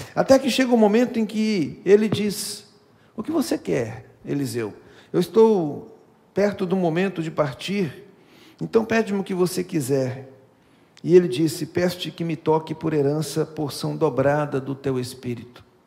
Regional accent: Minas Gerais, Brazil; que sou mineiro

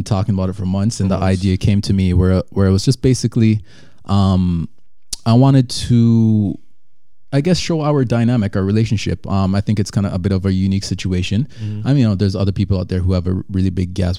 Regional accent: Toronto, Ontario, Canada; also born or lived in Jamaica; I was born in Jamaica and then migrated to Canada when I was young, with my dad at first, and then my mom followed. And, you know, pretty much grew up in Toronto

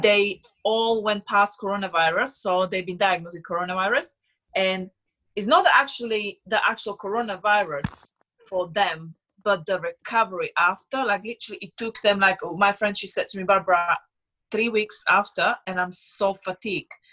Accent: Slovakia; English is a second language; moved away as an adult; also born or lived in Switzerland; now in London, United Kingdom; I'm from Slovakia

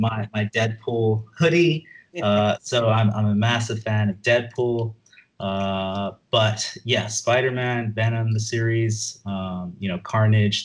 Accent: Hong Kong; I'm from Hong Kong, and here we have a convenience store called Park and Shop

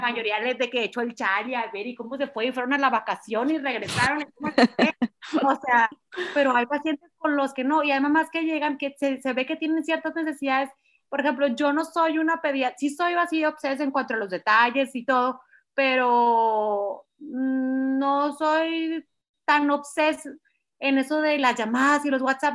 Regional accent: Culiacán, Sinaloa, Mexico; moved away as an adult; now in Monterrey, Mexico; no soy de Monterrey, llevo 20 años viviendo aquí, aquí llegué a estudiar medicina y nunca más me fui, yo soy de Culiacán, Sinaloa

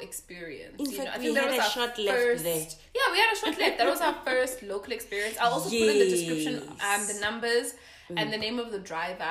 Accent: Johannesburg, Gauteng, South Africa; Oh, we're from Joburg.

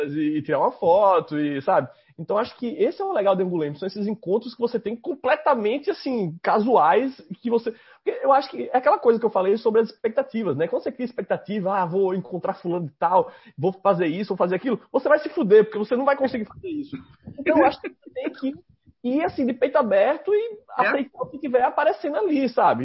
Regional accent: Northeast Region, Brazil; accent: nordestino; tem um sotaque tão nordestino quanto o meu

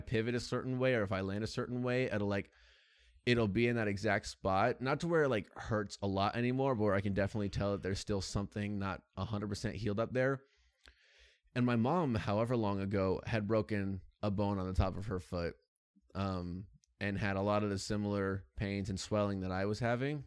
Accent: United States; as an American

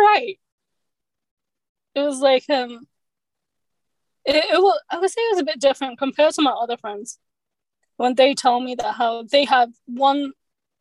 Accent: London, United Kingdom; I'm born here in the United Kingdom, in London, England

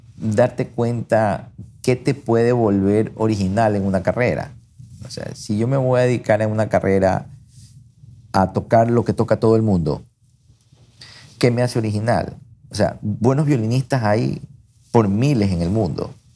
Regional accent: Guayaquil, Guayas, Ecuador; accent: guayaco; yo soy guayaco, me siento guayaco, nací en Guayaquil, adoro Guayaquil, no me veo viviendo en otra ciudad que no sea Guayaquil. Me encanta Guayaquil, mis amigos están aquí, hablo como guayaco

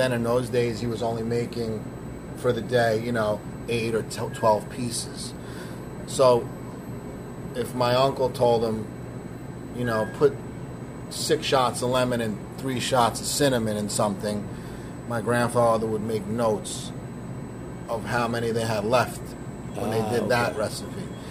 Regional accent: West New York, New Jersey, United States; Where are we from? West New York.

